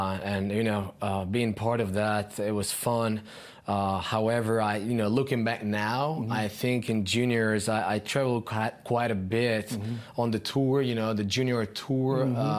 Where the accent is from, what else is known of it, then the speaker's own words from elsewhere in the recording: Budapest, Hungary; moved away as an adult; also born or lived in Texas; now in Dallas, United States; I was born and raised in Budapest, Hungary